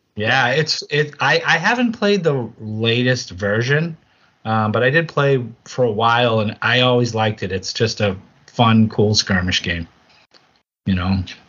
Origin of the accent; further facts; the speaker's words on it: East Coast, United States; I'm from the U.S. and the I'm from the East Coast.